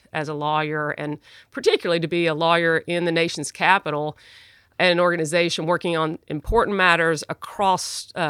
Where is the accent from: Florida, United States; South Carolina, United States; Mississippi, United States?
Mississippi, United States; Jackson; You know, I grew up in Southern Baptist life in Jackson, Mississippi, and my grandfather was a Baptist preacher, and my parents and my family were, you know, typical Southern Baptists.